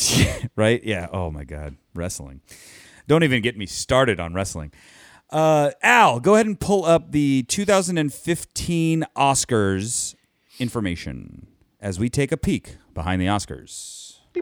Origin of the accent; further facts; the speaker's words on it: Anaheim, California, United States; I'm from Anaheim. It's my Anaheim team